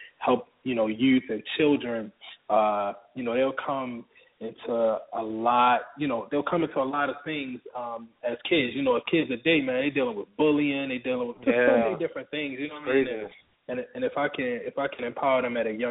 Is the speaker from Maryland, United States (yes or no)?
yes; Baltimore, Maryland, United States; now in Atlanta, United States; I'm from Baltimore originally